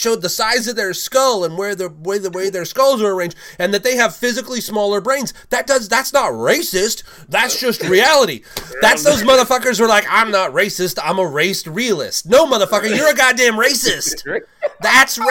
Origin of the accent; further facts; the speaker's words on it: England, United Kingdom; moved away; I am actually from England